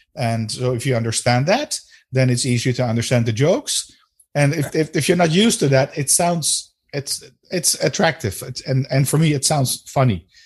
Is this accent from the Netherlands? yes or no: yes; Netherlands; first language Dutch; English is a second language; my native language is Dutch